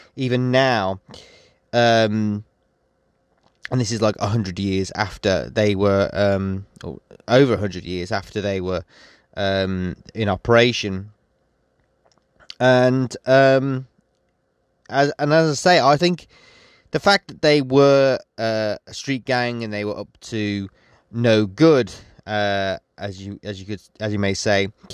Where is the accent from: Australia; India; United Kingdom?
United Kingdom; West Midlands; I'm from the West Midlands.